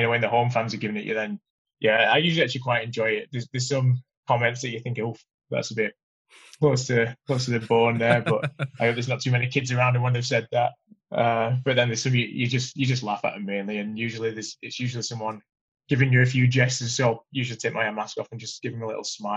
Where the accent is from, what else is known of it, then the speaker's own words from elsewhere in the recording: United Kingdom; I'm a Brit